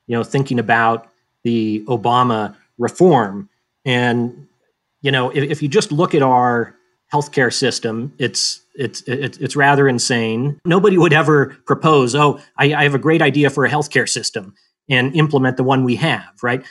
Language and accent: English; Boise, Idaho, United States; moved away as an adult; also born or lived in Davidson, North Carolina / Charlottesville, Virginia; now in Missoula, United States; I grew up in Boise, Idaho